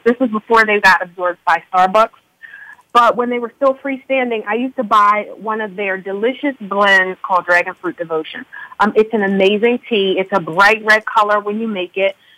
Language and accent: English; Philadelphia, Pennsylvania, United States; also born or lived in Upper Dublin, Pennsylvania; I'm calling from Pennsylvania right now. I'm in Upper Dublin, but I was born and raised in Philadelphia